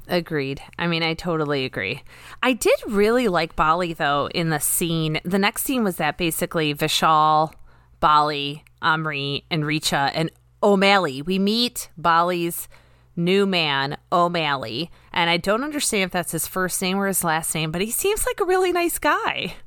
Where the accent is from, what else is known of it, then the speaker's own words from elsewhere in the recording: United States; growing up in America